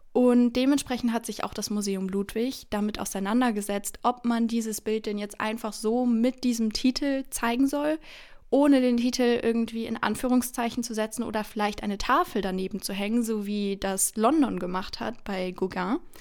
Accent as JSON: {"language": "German", "town": "Bonn", "region": "North Rhine-Westphalia", "country": "Germany", "lives_now": "Cologne, Germany", "said": "ich komme aus Bonn, aber jetzt studiere ich hier in Köln"}